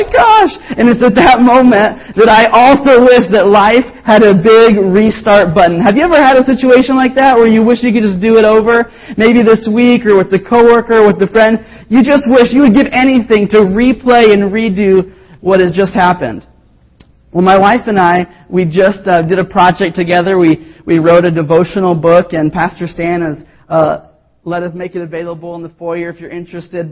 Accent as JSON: {"language": "English", "region": "the Bible Belt", "country": "United States", "tie": "born or raised there", "said": "we grew up both in the Bible Belt"}